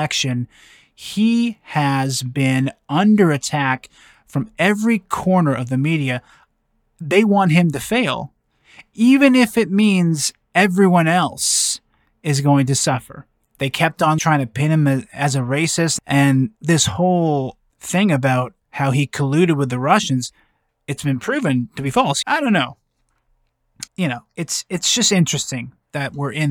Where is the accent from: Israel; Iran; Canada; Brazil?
Canada; I'm from Canada.